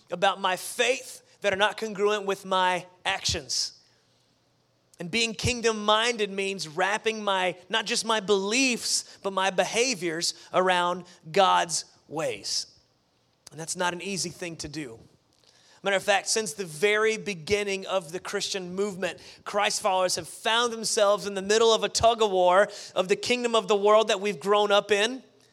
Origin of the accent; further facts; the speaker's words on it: the South, United States; also born or lived in Las Vegas; I grew up in the South